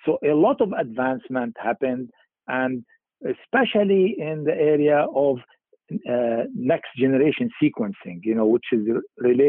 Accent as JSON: {"language": "English", "country": "Lebanon", "tie": "born or raised there", "also_born_or_lived": "England", "moved": "as an adult", "said": "I was born in Lebanon in 1950"}